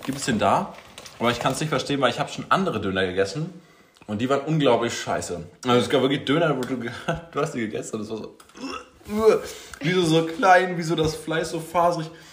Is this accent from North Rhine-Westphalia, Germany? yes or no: no; Schwerin, Mecklenburg-Vorpommern, Germany; moved away; ich habe natürlich auch irgendwann ähm, hier schon meine Heimatstadt Schwerin verlassen